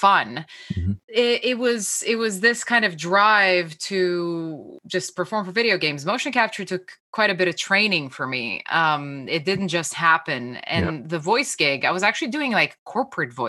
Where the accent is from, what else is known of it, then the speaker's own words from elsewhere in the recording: Slovenia; moved away; I'm from Slovenia originally.